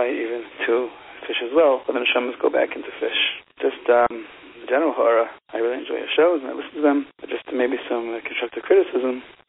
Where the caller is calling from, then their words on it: Israel; Hi, I'm calling from Eretz Yisrael.